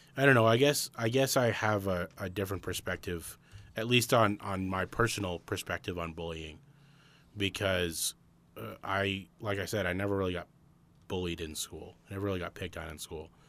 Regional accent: Arizona, United States; we're from Arizona

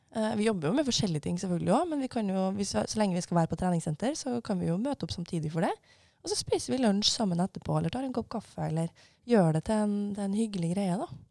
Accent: Levanger, Trøndelag, Norway; Jeg kommer fra Levanger i eh, Trøndelag

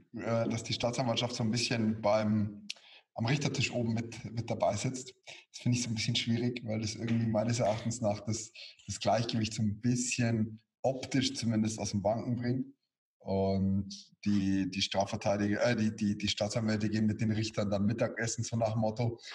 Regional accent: Bavaria, Germany; bei uns in Bayern

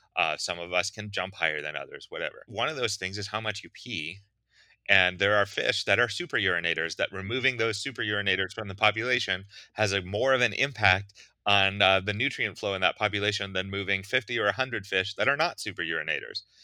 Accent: Pittsburgh, Pennsylvania, United States; I grew up in Pittsburgh, pretty far from the ocean

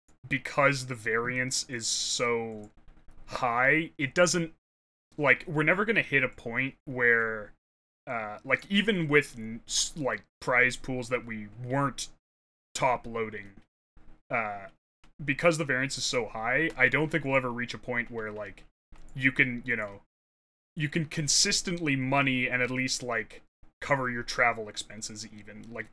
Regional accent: Canada; I'm Canadian

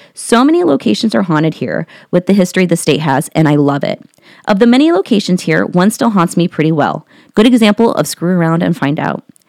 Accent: Columbus, Ohio, United States; I'm from Columbus, Ohio.

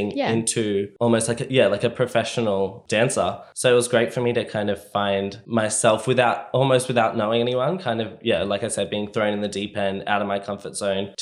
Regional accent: Gold Coast, Queensland, Australia; I grew up here on the Gold Coast.

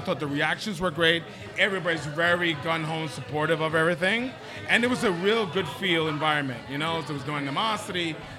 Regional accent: New York City, New York, United States; also born or lived in Santo Domingo, Dominican Republic; I'm a Queens boy.

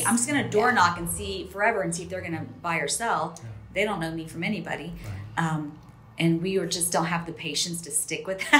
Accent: Spain; also born or lived in Texas; I'm from Spain originally. We both lived in Texas.

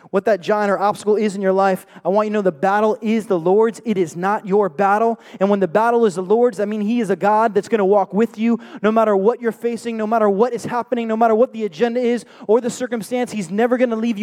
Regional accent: New York City, New York, United States; I was born and raised in the Bronx, New York

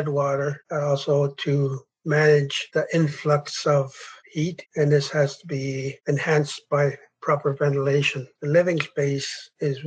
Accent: Bella Coola, British Columbia, Canada; I'm from Ballycoola

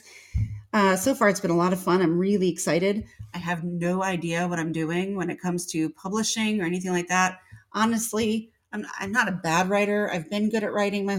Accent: northern Illinois, United States; moved away as an adult; now in Georgia, United States; I'm from the north. I'm from Illinois. So in northern Illinois too, right at the border of Wisconsin

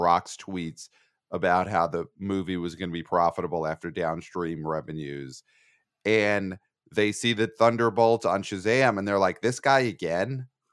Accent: New York City, New York, United States; I'm a New Yorker

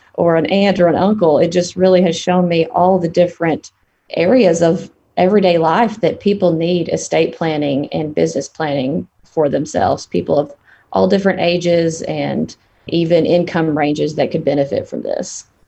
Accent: Piggott, Arkansas, United States; Born and raised in Arkansas.

